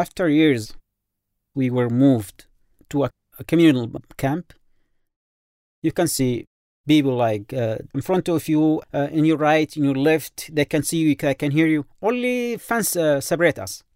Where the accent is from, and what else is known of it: Yemen; moved away as an adult